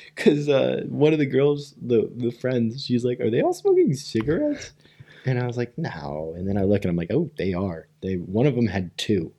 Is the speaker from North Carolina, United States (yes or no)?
no; Rockford, Illinois, United States; we're from Rockford